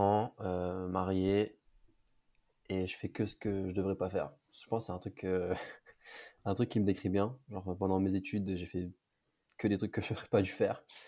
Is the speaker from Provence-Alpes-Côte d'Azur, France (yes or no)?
no; Villebarou, Centre-Val de Loire, France; moved away as an adult; now in Paris, France; moi je suis de région centre, en province, une petite ville qui s'appelle Blois. Et, euh, même pas de Blois, en vrai, j'étais dans un petit village à côté qui s'appelle Villebarou.